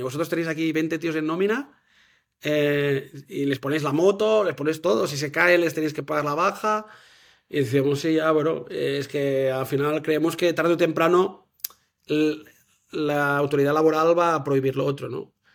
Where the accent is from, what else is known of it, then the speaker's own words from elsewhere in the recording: Manresa, Catalonia, Spain; now in Girona, Spain; Soy de Manresa